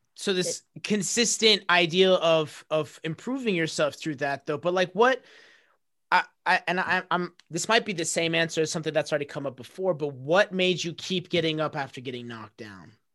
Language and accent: English; United States; my family coming from a middle eastern background like they they enrolled me in those because that's what they thought I had to do as an American kid